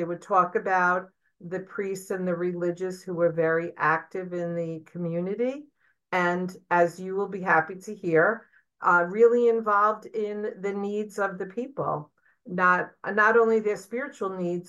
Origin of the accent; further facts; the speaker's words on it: Brooklyn, New York, United States; I'm, as I always say, I'm an import from Brooklyn to the Archdiocese.